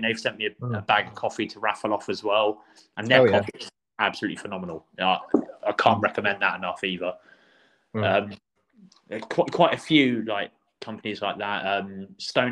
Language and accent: English; Portland, South West England, United Kingdom; also born or lived in Croydon, London / Yeovil; now in Bridport, United Kingdom; I grew up in Portland. I'm from Croydon originally, okay. But I grew up in Portland